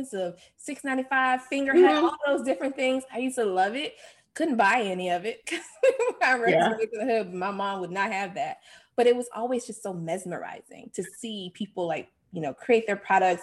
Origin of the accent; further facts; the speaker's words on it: Jacksonville, Florida, United States; I'm from Jacksonville, Florida.